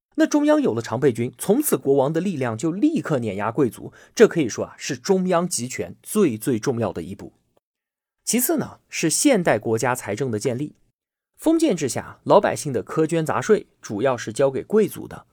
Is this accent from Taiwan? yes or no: no; Yunnan, China; 我们云南拥有美丽的自然风光，而且有全国最舒服的气候